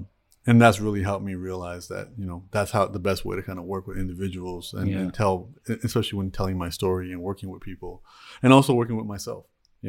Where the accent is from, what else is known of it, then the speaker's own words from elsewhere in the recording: Toronto, Ontario, Canada; I was born and raised in Toronto, Canada.